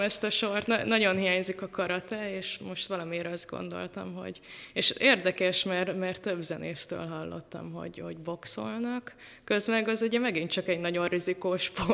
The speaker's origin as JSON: {"language": "Hungarian", "town": "Bonyhád", "region": "Tolna", "country": "Hungary", "tie": "born or raised there", "also_born_or_lived": "Pécs", "moved": "yes", "said": "beírt a zeneiskolába, még Bonyhádon ott születtem"}